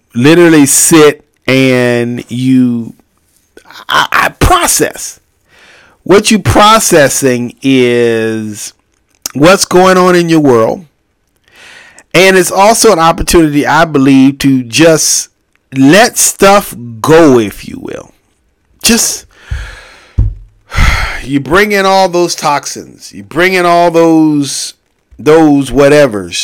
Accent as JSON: {"language": "English", "country": "United States", "said": "I'm an American"}